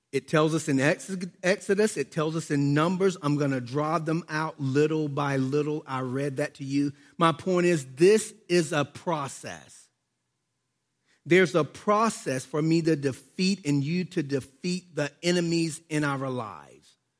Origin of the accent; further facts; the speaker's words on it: United States; I was born in America